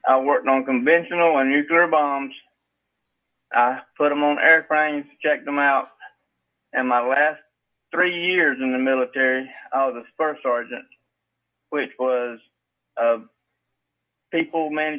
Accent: Evans County, Georgia, United States; moved away as an adult; also born or lived in Telfair County, Georgia; now in Millen, United States; I was born in Telfair County, raised in Evans County.

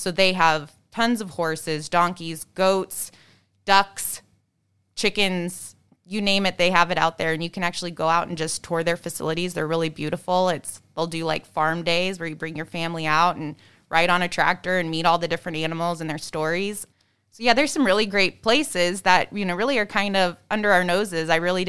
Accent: Nebraska, United States; now in Chicago, United States; I grew up in Nebraska, but yes, but dogs was as exotic as we got at the house.

